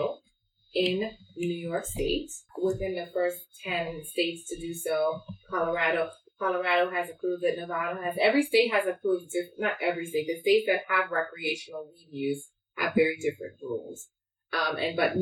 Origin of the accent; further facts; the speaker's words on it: Trinidad & Tobago; I'm Trinidadian. It's the best country. We the best people. Born in Trini.